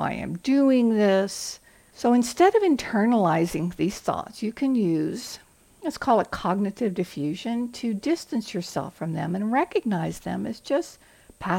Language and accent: English; the South, United States; I'm from the South